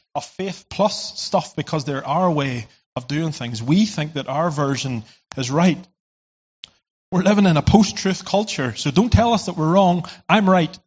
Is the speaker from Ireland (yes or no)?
yes; Ireland; I come from Ireland